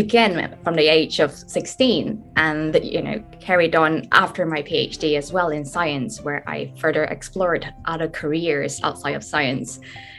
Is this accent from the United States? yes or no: no; Malaysia; So I come from Malaysia, where I didn't really have the means to, you know, fund myself to study abroad.